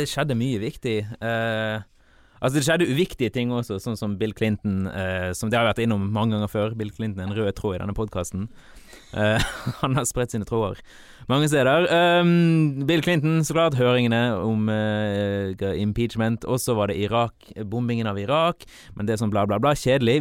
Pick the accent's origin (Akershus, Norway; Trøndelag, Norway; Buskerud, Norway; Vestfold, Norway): Trøndelag, Norway; Malvik; jeg vokste opp i Malvik